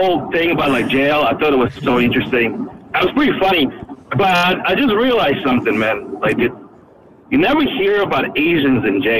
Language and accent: English; California, United States; I'm from California.